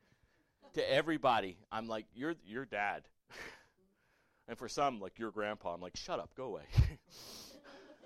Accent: Port Charlotte, Florida, United States; I grew up in Port Charlotte, Florida as a little kid

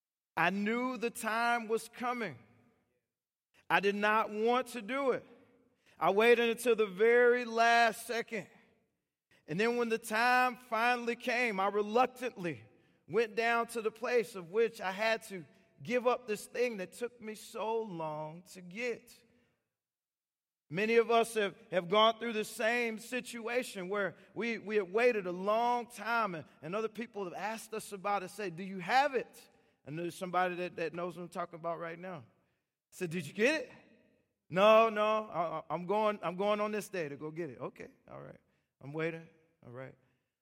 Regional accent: Washington, United States; And so I went, I come from Washington State, and my driver's license expired on my birthday.

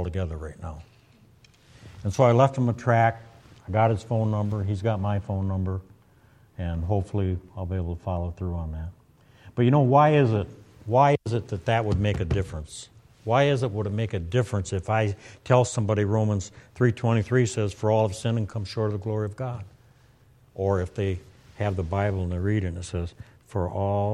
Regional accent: Michigan, United States; I'm from Michigan

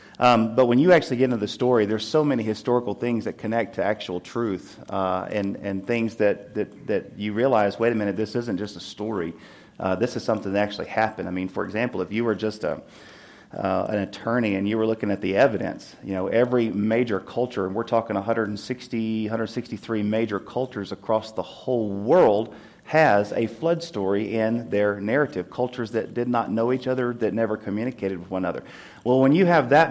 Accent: Tennessee, United States; moved away; my home state, Tennessee

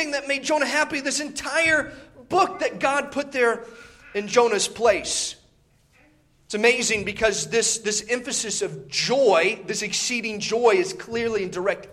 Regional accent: Indiana, United States; moved away; I grew up in Indiana

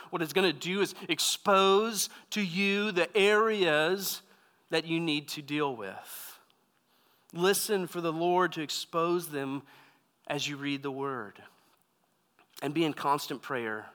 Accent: Texas, United States; moved away as an adult; also born or lived in California; I grew up in Texas

